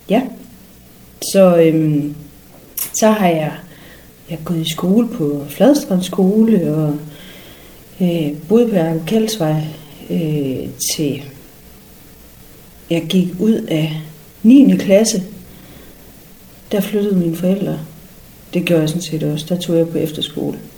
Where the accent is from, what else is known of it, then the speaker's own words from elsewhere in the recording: Frederikshavn, North Denmark Region, Denmark; Jeg kommer jo her fra Frederikshavn, og jeg er, jeg er øh, jeg er øh, født på Frederikshavn sygehus øh, 5. december 75. 1915 faktisk.